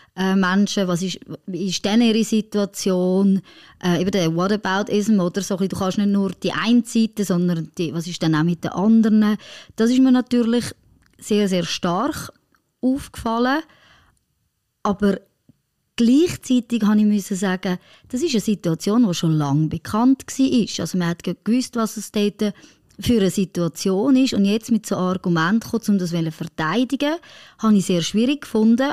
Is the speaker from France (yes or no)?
yes; France; moved away; meine Familie, die in Frankreich lebt